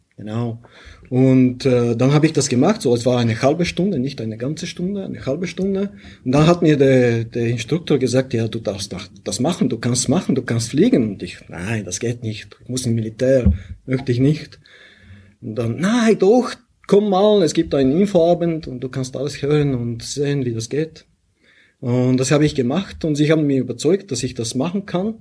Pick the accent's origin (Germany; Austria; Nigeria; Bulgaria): Bulgaria; German is a second language; moved away as an adult; also born or lived in St. Gallen, Switzerland; now in Switzerland; ich komme aus Bulgarien ursprünglich